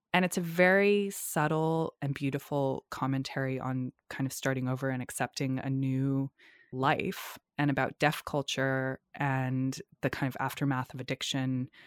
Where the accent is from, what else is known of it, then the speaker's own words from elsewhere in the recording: North Shore of Massachusetts, United States; in the area where I grew up on the North Shore of Massachusetts